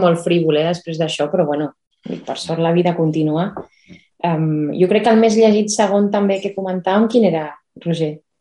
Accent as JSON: {"language": "Catalan", "town": "Barcelona", "region": "Catalonia", "country": "Spain", "said": "els que som així més de Barcelona, que ens pilla lluny"}